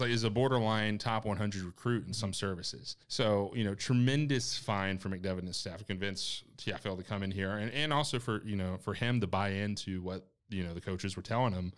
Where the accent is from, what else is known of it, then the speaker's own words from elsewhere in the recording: Winston-Salem, North Carolina, United States; moved away as an adult; now in Murfreesboro, United States; I'm from Winston-Salem, so our local affiliate's the High A for the White Sox